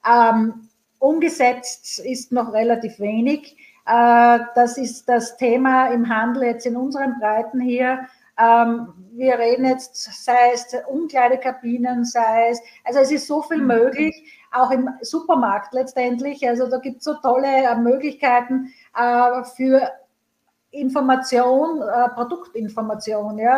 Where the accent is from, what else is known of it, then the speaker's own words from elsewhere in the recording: Graz, Styria, Austria; born there; now in Vienna, Austria; In meiner Geburtsstadt Graz gibt es äh, meinen geliebten Carsten und Öler.